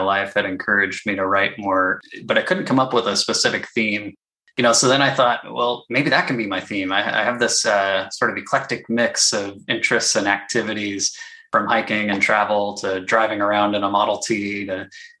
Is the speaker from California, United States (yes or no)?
yes; Sacramento, California, United States; Growing up in the Sacramento area